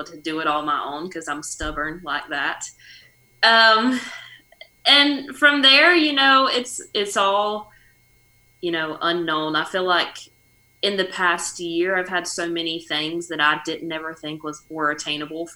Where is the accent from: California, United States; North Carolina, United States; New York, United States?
North Carolina, United States; moved away as an adult; also born or lived in Nashville; the closest live music scene that we have to my hometown is Raleigh, which is an hour away